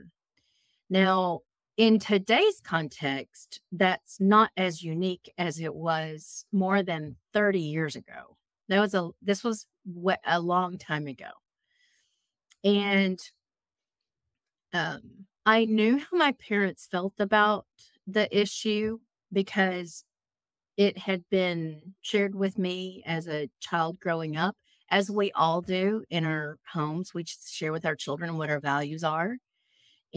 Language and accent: English; Texas, United States; moved away as an adult; also born or lived in Raleigh, North Carolina; I was living in Raleigh, North Carolina, and I born and raised in Texas.